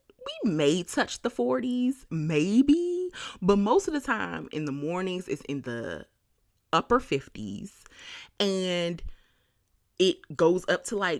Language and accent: English; Washington, District of Columbia, United States; now in Bay Area, United States; I moved to the Bay Area from Washington, D.C.